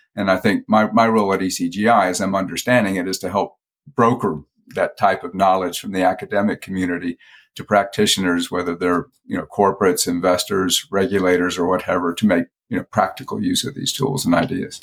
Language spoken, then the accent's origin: English; Atlanta, Georgia, United States; moved away as an adult; also born or lived in Indiana / California; I lived in, I basically grew up in Georgia.